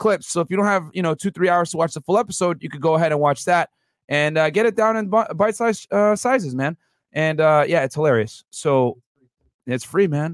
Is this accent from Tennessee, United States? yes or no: no; Houston, Texas, United States; I'm from Houston